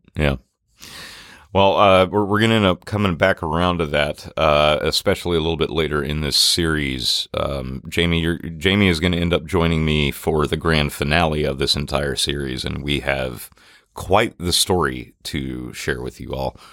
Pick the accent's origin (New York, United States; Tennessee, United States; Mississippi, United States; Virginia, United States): Mississippi, United States; Natchez; growing up in Natchez